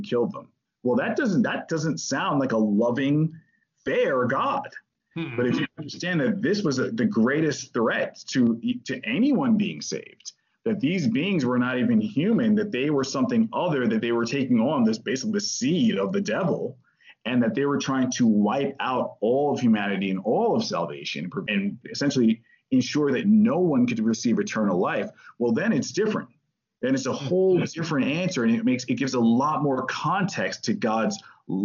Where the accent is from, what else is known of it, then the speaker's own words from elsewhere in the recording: New York City, New York, United States; I'm from New York City. You know, I was born in New York. I lived in New York